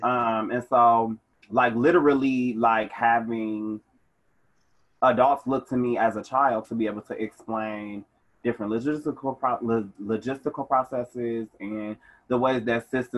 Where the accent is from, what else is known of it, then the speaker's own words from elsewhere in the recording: Milwaukee, Wisconsin, United States; Yeah, I'm from Milwaukee. I've been a resident of Summer Park for 15-ish years.